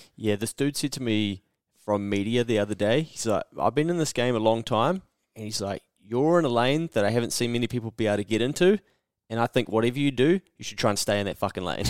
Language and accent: English; New Zealand; I'm from New Zealand